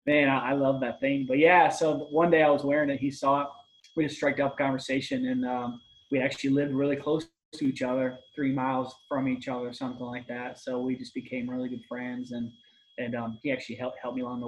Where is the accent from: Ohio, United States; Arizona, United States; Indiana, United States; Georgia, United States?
Ohio, United States; also born or lived in Michigan; I'm from Michigan originally, moved to Ohio. I was about 12 years old, so cut my teeth bow hunting here in central Ohio.